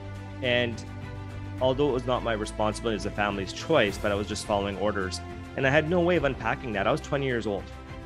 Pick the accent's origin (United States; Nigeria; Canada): Canada; I was born in Canada